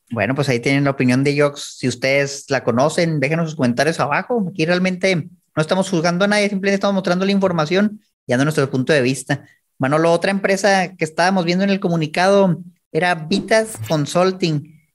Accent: Chihuahua, Mexico; yo soy de Chihuahua

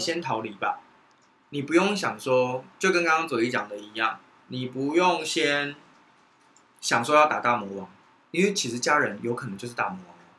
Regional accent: Taiwan; 其实我觉得生在台湾很幸福欸

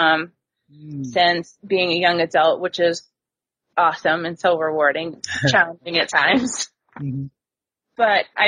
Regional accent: Vermont, United States; I grew up actually in small town Vermont

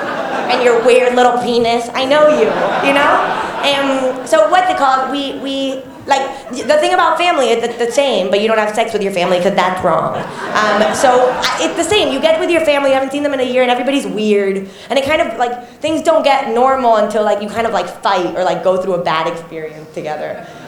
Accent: Mexico; also born or lived in Miami, United States; I'm Mexican, but I grew up sort of in Miami and in Mexico.

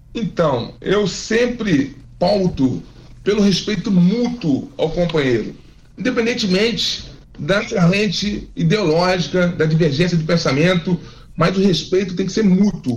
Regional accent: Fluminense, Rio de Janeiro, Brazil; eu sou fluminense

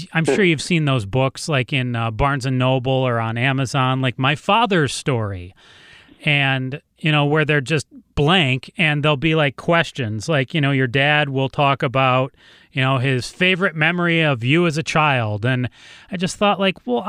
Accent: Ann Arbor, Michigan, United States; also born or lived in Los Angeles; now in Phoenix, United States; I grew up in Ann Arbor, Michigan

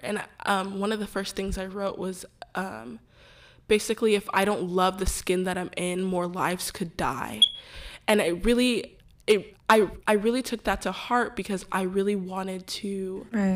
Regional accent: Houston, Texas, United States; I was born and raised in Houston, Texas

